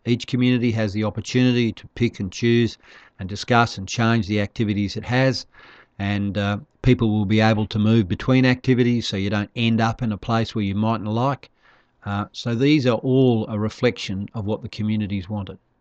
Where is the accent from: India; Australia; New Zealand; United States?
Australia; Darwin, Northern Territory; also born or lived in Broome; I'm from Darwin. I live in the, the tropics